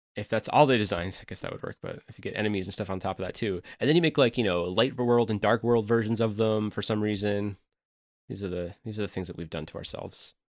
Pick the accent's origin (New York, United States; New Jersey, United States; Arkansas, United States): New York, United States; upstate; my hometown area, which is a pl, you know, a place in upstate New York that has harsh winters